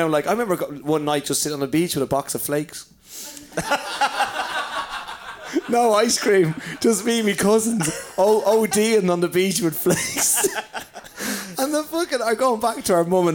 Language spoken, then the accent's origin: English; Ireland; as good Irish people